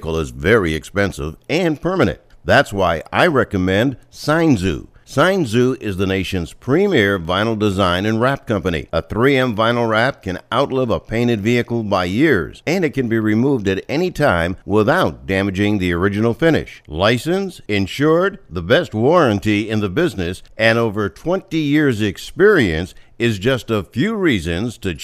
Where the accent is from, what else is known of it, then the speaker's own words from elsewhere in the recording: Pennsylvania, United States; my hometown in Pennsylvania at a theater called the Warner Theater.